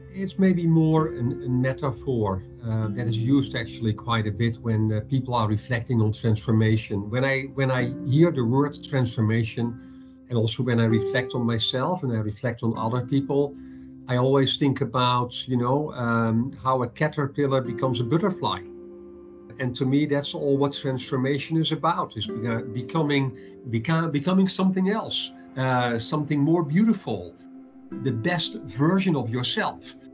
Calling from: Madrid, Community of Madrid, Spain; calling in from uh, Madrid, uh, Spain

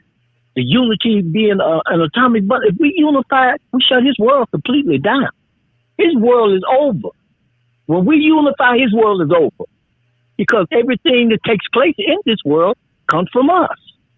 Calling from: Chicago, Illinois, United States; I'm calling from Chicago.

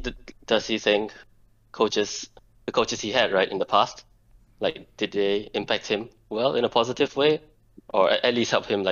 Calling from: Singapore; Yeah, calling for Singapore.

